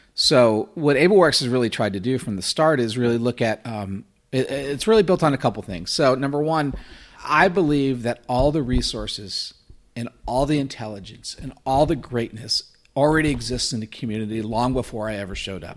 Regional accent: Florida, United States; also born or lived in New Jersey; I was born in New Jersey and then raised in Florida

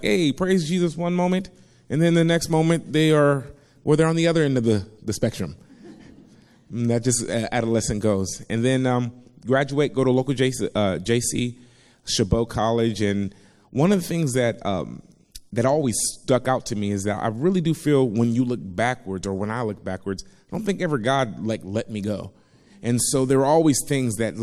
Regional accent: Compton, California, United States; For the first 11 years of my life, I was raised in Compton, California.

